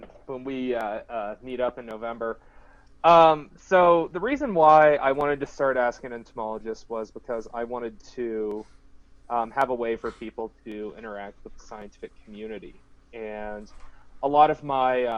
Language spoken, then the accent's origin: English; Ankeny, Iowa, United States; moved away as an adult; also born or lived in Georgia; I am originally from Iowa. I grew up in a town called Ankeny, which is about halfway between Des Moines and Ames.